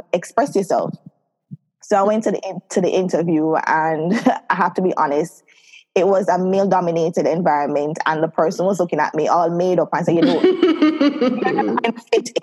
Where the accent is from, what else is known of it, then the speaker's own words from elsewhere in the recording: Saint Catherine, Jamaica; also born or lived in Kingston, Jamaica; I grew up in Kingston for a bit, then I transferred over to St. Catherine. So I spent most of my life in St. Catherine.